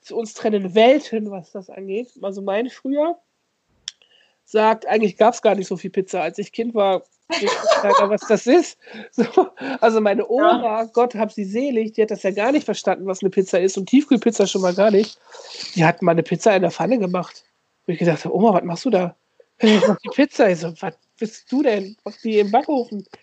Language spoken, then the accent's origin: German; North Rhine-Westphalia, Germany; Ich komme ja aus der Grenzregion aus Saarbrück, Ostwestfalen so, ne?